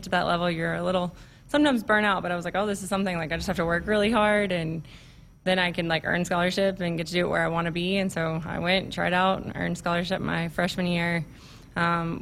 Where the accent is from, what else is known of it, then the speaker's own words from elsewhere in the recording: Tennessee, United States; moved away as an adult; also born or lived in Alabama / South Carolina; now in Nebraska, United States; I'm from Tennessee